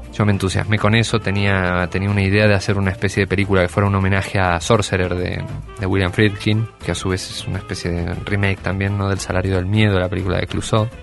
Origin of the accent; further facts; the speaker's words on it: Argentina; accent: Cono Sur; also born or lived in Spain; Nací en España y a partir de los ocho años vivo en Argentina